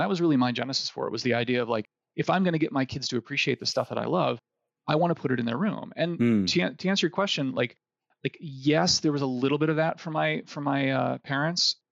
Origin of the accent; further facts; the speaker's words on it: Ohio, United States; moved away; I grew up in Ohio, which is a wonderful place to live for anybody who's living there now